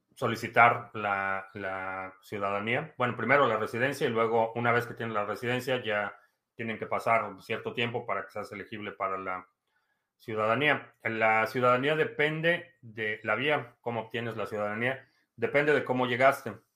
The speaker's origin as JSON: {"language": "Spanish", "country": "Mexico", "tie": "born or raised there", "moved": "yes", "lives_now": "United States", "said": "Nací en México, vivo en Estados Unidos."}